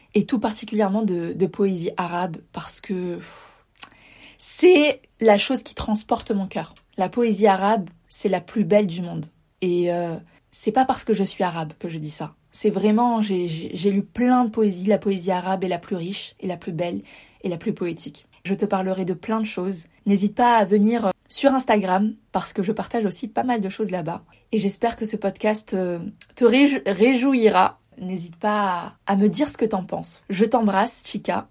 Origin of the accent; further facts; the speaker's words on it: Var, Provence-Alpes-Côte d'Azur, France; moved away as an adult; also born or lived in La Paz, Mexico; je suis originaire du Var, dans le sud de la France